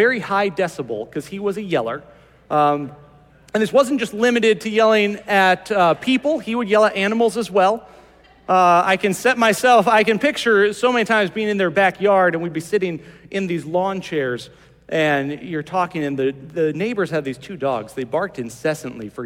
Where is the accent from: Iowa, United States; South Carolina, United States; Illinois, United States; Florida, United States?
Iowa, United States; Morris; I remember growing up in Morris, Iowa